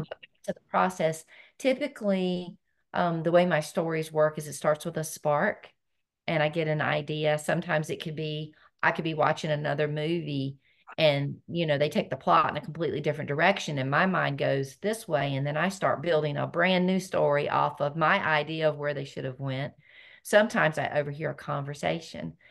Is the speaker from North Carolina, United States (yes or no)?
yes; North Carolina, United States; I was born and raised in North Carolina